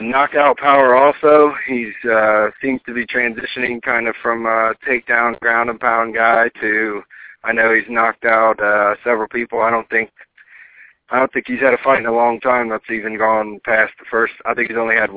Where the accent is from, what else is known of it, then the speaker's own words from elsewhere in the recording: Huber Heights, Ohio, United States; moved away as an adult; also born or lived in Dayton, Ohio; now in Gulfport, United States; I'm originally from Dayton, Ohio. Born and raised proudly